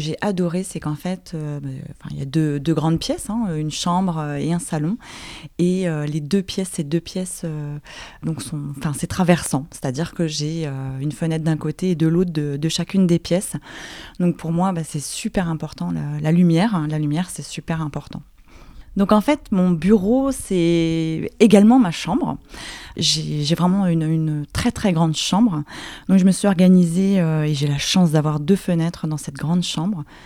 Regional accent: Paris, Île-de-France, France; je suis parisienne et je vis à Paris

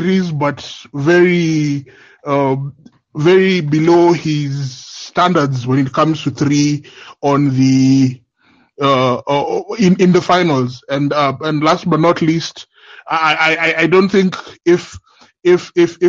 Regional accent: Kenya; I'm from Kenya

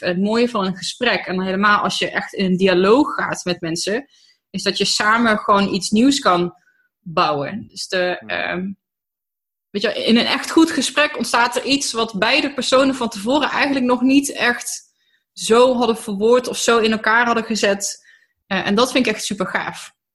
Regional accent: Tilburg, North Brabant, Netherlands; born or raised there; also born or lived in Germany

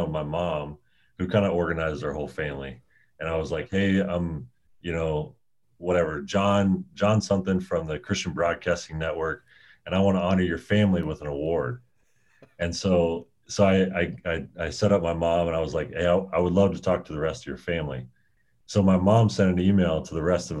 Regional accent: Indiana, United States; growing up in Indiana

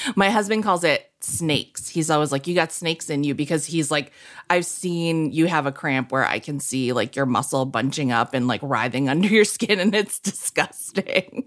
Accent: New England, United States; I'm from New England

